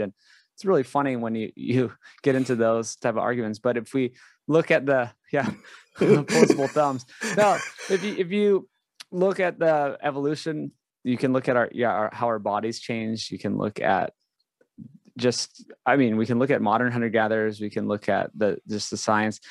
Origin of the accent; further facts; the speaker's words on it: Hawaii, United States; I grew up in Hawaii.